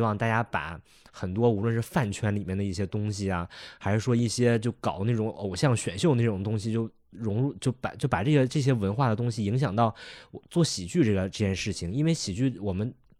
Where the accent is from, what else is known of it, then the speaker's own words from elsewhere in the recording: Northeast China, China; 但是本人作为一个东北人，那不就是我小时候吗？我家就长那，我家确实就长那样